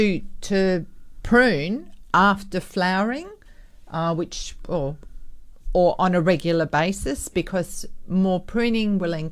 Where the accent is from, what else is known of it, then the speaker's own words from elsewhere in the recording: Perth, Western Australia, Australia; growing up in North Beach